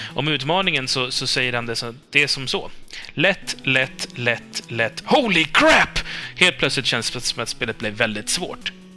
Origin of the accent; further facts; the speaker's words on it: Sweden; jag kommer från Sverige